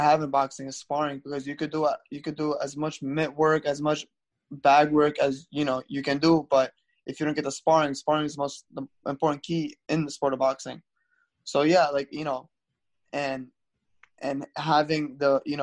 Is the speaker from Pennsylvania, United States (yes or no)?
no; New York City, New York, United States; I'm from Brooklyn, New York